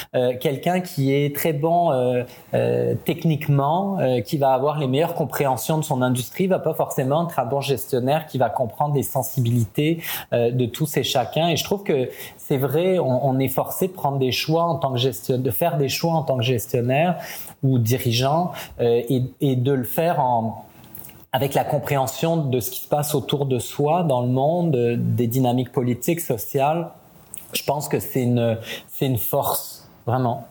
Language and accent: French; France; accent: French; moved away as an adult; also born or lived in Italy / Paris; now in Quebec, Canada; je suis né en France. Mes parents sont euh, sont tous les deux italiens, donc j'avais déjà un côté un peu, euh, comment dire, euh, multiculturel. J'ai passé toute mon enfance et une grande partie de ma famille en Italie.